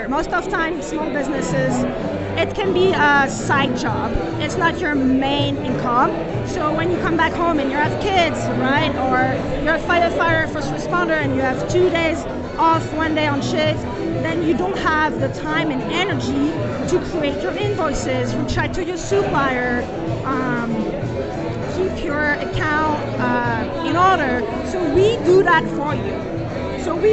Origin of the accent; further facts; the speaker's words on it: France; moved away as an adult; now in Denver, United States; I grew up in France in a very small winery